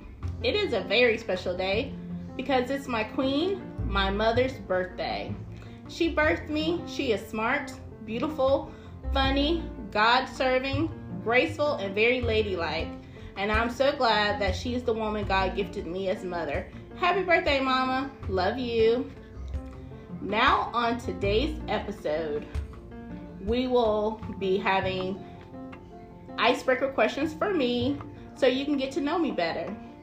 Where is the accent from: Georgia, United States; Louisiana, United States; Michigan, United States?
Georgia, United States; Augusta; I grew up in Augusta, Georgia.